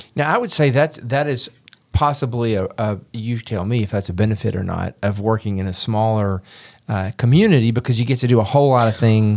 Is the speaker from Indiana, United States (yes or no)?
no; Memphis, Tennessee, United States; I grew up in Memphis